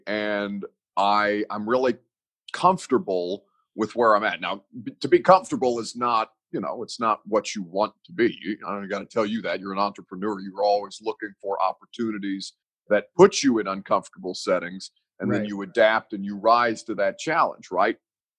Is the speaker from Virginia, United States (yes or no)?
no; Evansville, Indiana, United States; now in Nashville, United States; I consider Nashville to be my home. I'm not from Nashville. I'm from Evansville, Indiana.